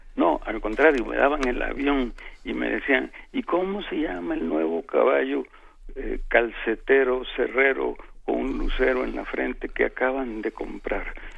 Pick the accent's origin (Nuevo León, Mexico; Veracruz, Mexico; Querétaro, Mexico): Veracruz, Mexico; San Andrés Tuxtla; now in Mexico City, Mexico; Había algo automático en que dejaba yo el tono de acá de, de la Ciudad de México para hablar como los pueblerinos de, de San Andrés